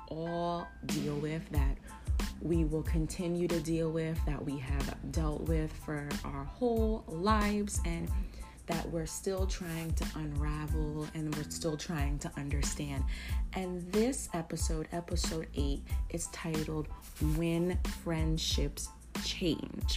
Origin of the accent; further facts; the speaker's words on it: New Jersey, United States; I am from New Jersey, and I live in New Jersey